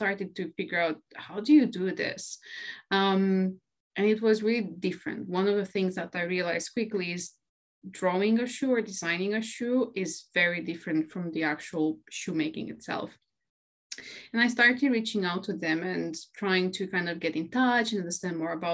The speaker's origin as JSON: {"language": "English", "country": "Romania", "tie": "born or raised there", "moved": "as an adult", "lives_now": "London, United Kingdom", "said": "I'm originally from Romania. I was born and raised there. And actually, 5 years ago, I moved to the UK and I'm living now in London."}